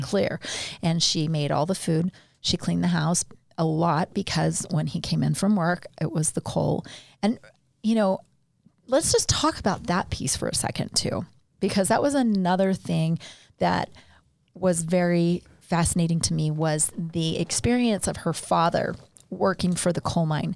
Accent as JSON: {"language": "English", "region": "Tennessee", "country": "United States", "tie": "born or raised there", "said": "I was born in Tennessee."}